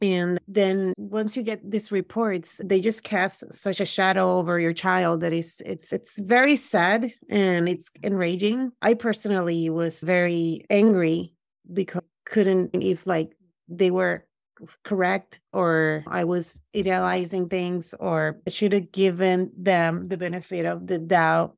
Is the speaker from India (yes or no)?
no; Puerto Rico; moved away as an adult; also born or lived in Brooklyn; now in United States; I grew up in Puerto Rico